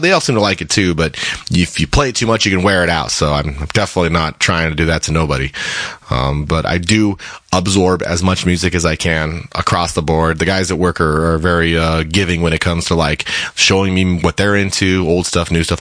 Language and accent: English; Colorado, United States; now in Seattle, United States; I am from Colorado originally, and I moved out to Seattle, kind of got established out here